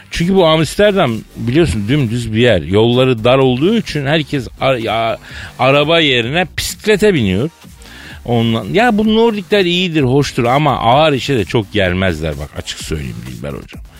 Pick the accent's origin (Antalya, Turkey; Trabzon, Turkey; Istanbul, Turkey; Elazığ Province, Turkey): Elazığ Province, Turkey; Ben de e, ben Malatyalı değil Elazığlıyım yavrum dedim.